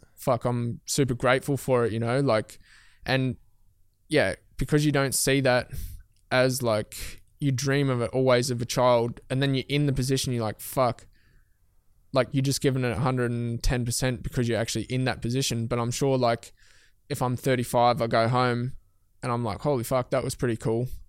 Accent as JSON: {"language": "English", "region": "Tasmania", "country": "Australia", "moved": "as an adult", "said": "I moved my whole life from Tasmania. Like, I moved away from mum and dad."}